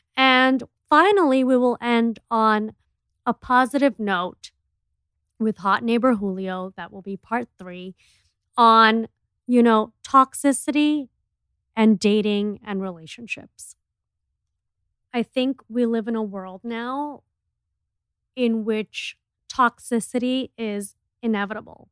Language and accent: English; Miami, Florida, United States; we are from Miami, which is, like, the clubbing capital of America